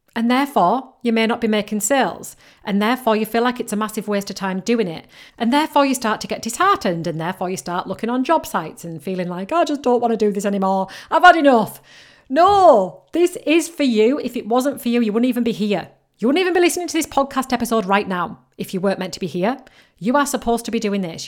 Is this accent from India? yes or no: no; United Kingdom; accent: mixture between Yorkshire and Geordie; I come from and I live right in between Leeds and Newcastle, but right on the coast. So my accent is a little bit of a mixture between Yorkshire and Geordie